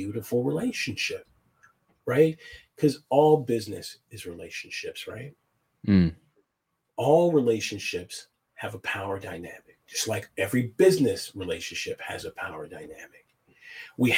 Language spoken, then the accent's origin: English; United States; as an American